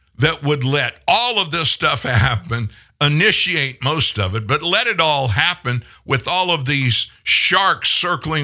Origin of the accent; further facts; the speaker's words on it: South Louisiana, United States; I grew up in South Louisiana.